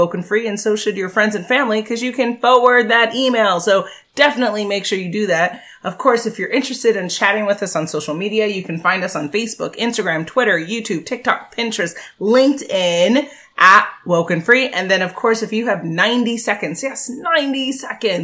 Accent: United States; We both are born and raised in America

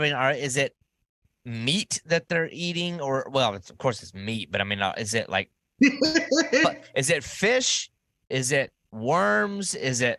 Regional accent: the South, United States; I'm like born and raised in the South

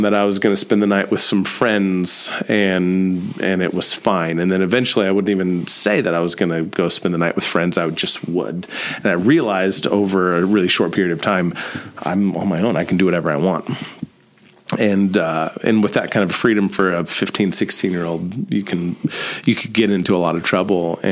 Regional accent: Columbia City, Indiana, United States; also born or lived in Dayton, Ohio / St. Louis, Missouri; I grew up in Columbia City

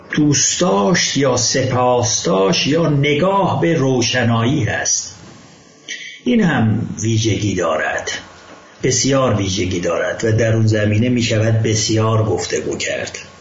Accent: Ardabil, Ardabil Province, Iran; من اردبیلی هستم

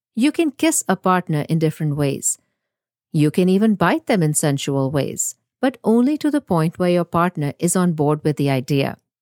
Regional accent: India; moved away as an adult; now in United States; born and raised in India, but has lived almost her entire adult life in the US

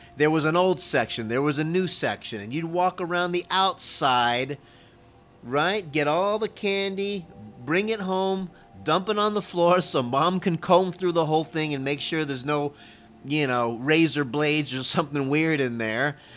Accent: Miami, Florida, United States; now in Dallas, United States; Growing up in Miami

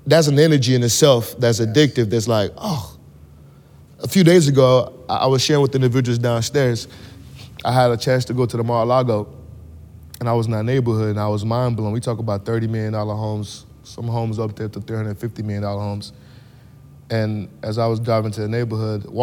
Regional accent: Nigeria; also born or lived in San Diego; now in Dallas, United States; I grew up in Nigeria

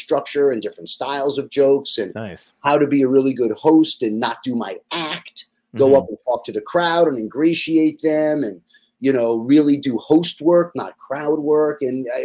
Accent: Jericho, New York, United States; I was from Jericho on Long Island

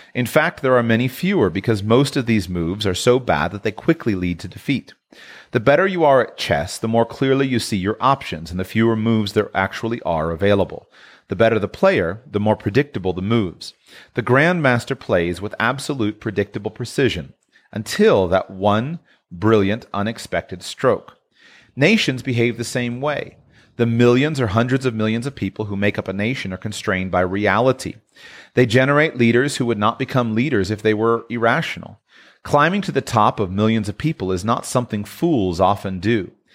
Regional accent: United States; as an American

